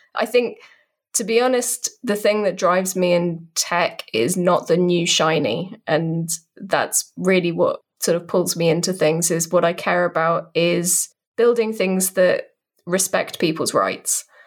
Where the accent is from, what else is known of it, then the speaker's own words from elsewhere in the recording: United Kingdom; I'm a British person, in case you couldn't tell by the accent